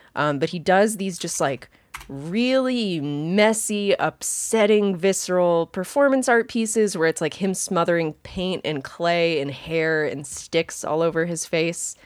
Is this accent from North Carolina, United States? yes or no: yes; Wilmington, North Carolina, United States; I grew up in Wilmington, North Carolina